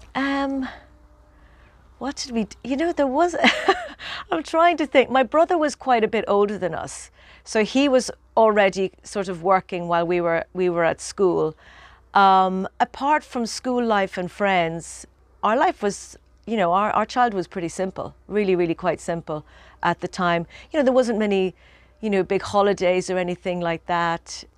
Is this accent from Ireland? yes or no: yes; Ireland; growing up in Ireland